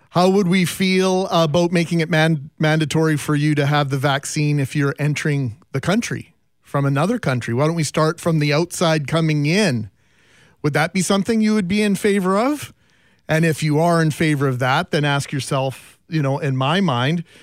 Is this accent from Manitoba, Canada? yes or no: yes; Winnipeg, Manitoba, Canada; do I look like I'm from Winnipeg